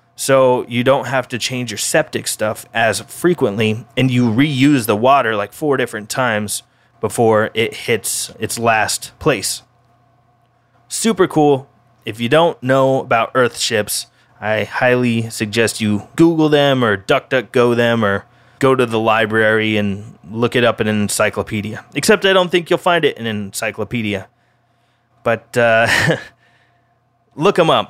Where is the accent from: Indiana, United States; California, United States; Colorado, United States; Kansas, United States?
Colorado, United States; Denver; now in Oahu, United States; my hometown of Denver, Colorado